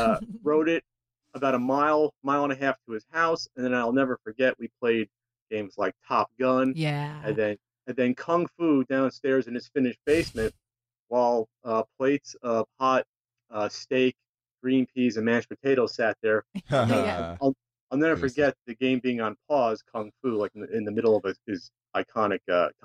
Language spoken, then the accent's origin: English; New Jersey, United States; moved away as an adult; now in San Diego, United States; I'm originally from New Jersey and I moved out to San Diego in 2009.